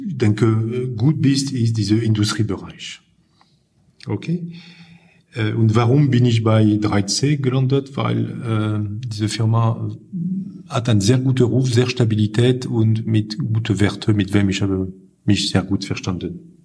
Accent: Lille, Hauts-de-France, France; German is a second language; now in Germany; ich komme aus äh, Norden Frankreich, aus Lille

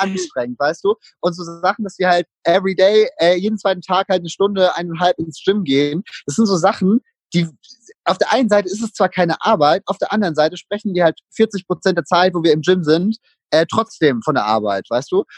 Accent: Würzburg, Bavaria, Germany; ich komme aus Würzburg

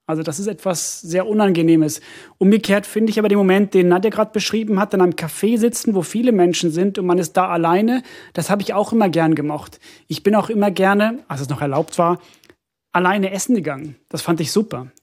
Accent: Finland; moved away; ich komme ja aus Finnland und, und äh, meine Familie bezeichnet mich auch als Ausländer, weil ich so viel rede

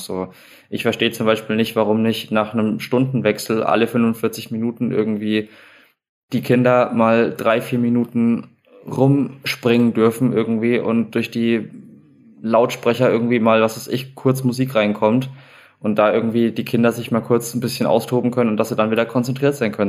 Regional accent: Schweinfurt, Bavaria, Germany; moved away; also born or lived in Munich; im Leistungszentrum meiner Heimatstadt in Schweinfurt gewesen

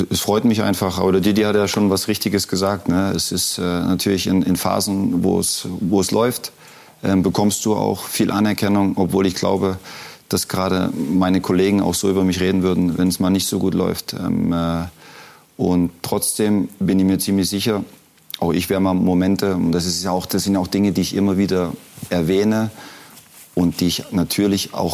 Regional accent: Leipzig, Saxony, Germany; born there; Ähm, ich bin in Leipzig geboren, habe ein sensationelles Elternhaus gehabt, habe eine tolle Kindheit

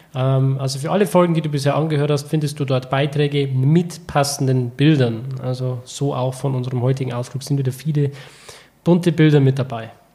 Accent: Germany; als Deutscher

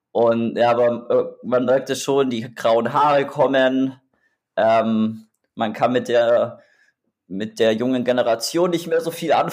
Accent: Augsburg, Bavaria, Germany; born there; moved away as an adult; tatsächlich, also ich bin in Augsburg geboren, beziehungsweise im Augsburg-Umland.

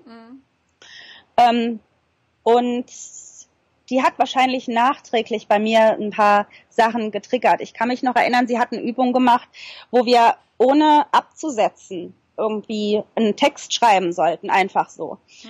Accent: Germany; moved away as an adult; now in New Zealand; bei uns in Deutschland

